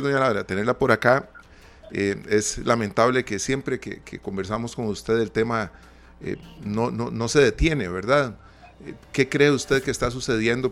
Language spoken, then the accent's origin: Spanish; Costa Rica; nosotros como costarricenses